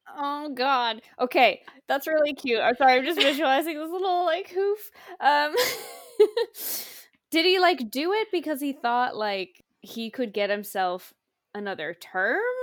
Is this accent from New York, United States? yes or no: no; Washington, United States; that's my home state.